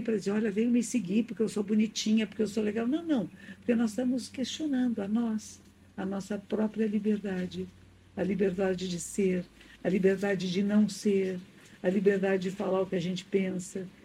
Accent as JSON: {"language": "Portuguese", "country": "Brazil", "also_born_or_lived": "London", "moved": "as an adult", "said": "aqui no Brasil"}